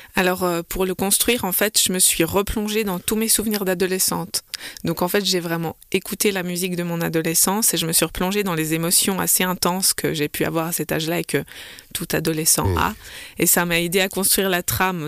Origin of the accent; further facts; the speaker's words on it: Vevey, Vaud, Switzerland; là où j'ai grandi, donc euh, Vevey, le gymnase de Burier